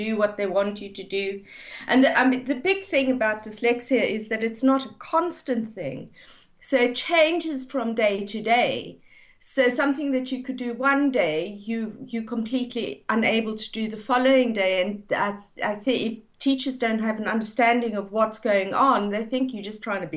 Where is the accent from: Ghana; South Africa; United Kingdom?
South Africa; moved away; I grew up in South Africa